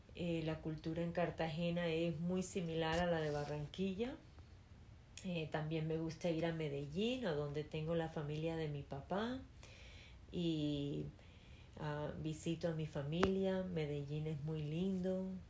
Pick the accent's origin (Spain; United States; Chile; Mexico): United States; New York; first language Spanish; crecí en Nueva York, en Queens